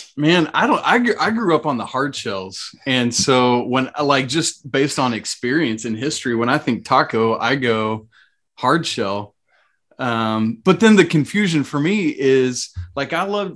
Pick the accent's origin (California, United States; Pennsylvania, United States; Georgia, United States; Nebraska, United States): Georgia, United States; Atlanta; I grew up in the South, in on the South side of Atlanta